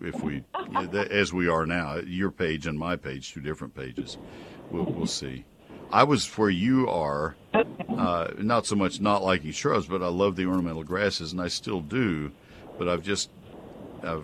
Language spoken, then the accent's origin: English; College Station, Texas, United States; now in McKinney, United States; I grew up with it in College Station